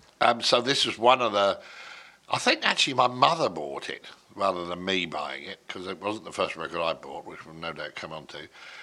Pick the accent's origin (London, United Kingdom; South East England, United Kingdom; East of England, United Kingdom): South East England, United Kingdom; Portsmouth; moved away as an adult; I was born in Portsmouth.